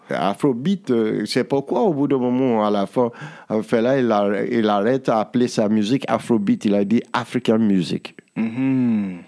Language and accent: French; Nigeria; nous au Nigeria